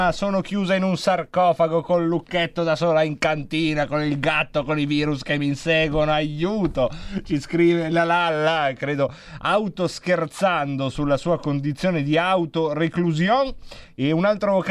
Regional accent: Varese, Lombardy, Italy; Infatti, quando ci capita di dover dire che siamo di Varese, diciamo sempre Niar Milano per quelli che sono all'estero, vicino Milano, sopra Milano per chi invece è italiano.

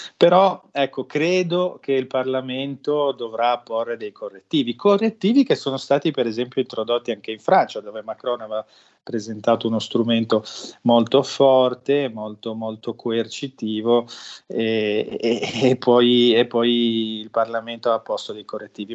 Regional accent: Liguria, Italy; io sono ligure, ma mm, la mia famiglia in parte viene da, un, da una località di montagna

